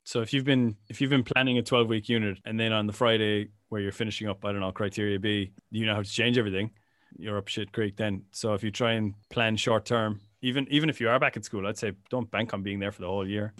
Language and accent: English; Ireland; growing up in Ireland in the 90s